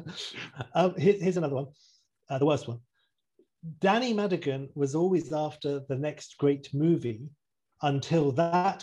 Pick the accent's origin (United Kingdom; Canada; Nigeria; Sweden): United Kingdom; England; I'm English